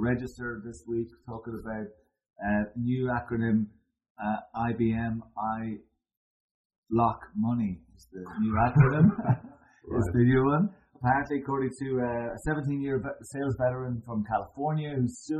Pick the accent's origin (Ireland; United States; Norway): Ireland; As Irish people